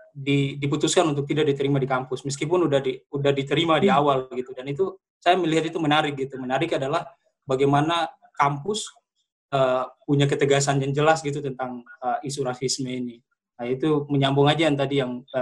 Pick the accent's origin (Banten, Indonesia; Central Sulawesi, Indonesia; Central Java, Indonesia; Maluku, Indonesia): Maluku, Indonesia; Ambon; Eh, kebetulan saya asalnya dari Ambon, uh, hidup dan tumbuh besar di daerah pasar konflik.